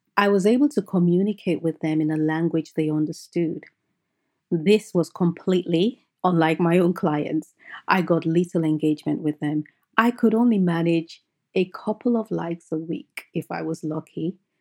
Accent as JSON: {"language": "English", "country": "Nigeria", "tie": "born or raised there", "said": "I grew up in Nigeria, and I had a happy, picture-perfect childhood"}